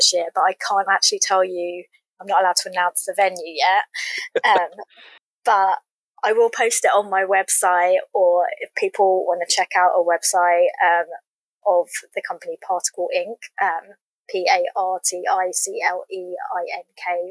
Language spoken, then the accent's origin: English; England, United Kingdom; I'm from England. We would listen to the BBC radio dramas growing up.